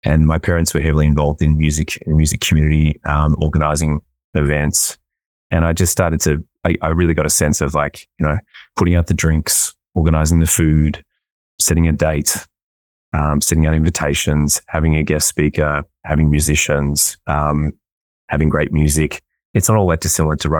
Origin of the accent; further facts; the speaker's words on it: Melbourne, Victoria, Australia; moved away as an adult; also born or lived in Sydney, Australia; now in Vancouver, Canada; I grew up in Melbourne in Australia